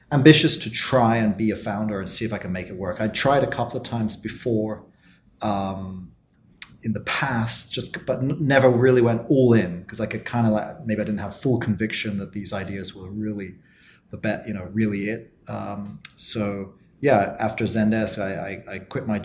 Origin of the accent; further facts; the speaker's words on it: Oxford, South East England, United Kingdom; moved away as an adult; also born or lived in Berlin, Germany; now in South Korea; my hometown is Oxford in England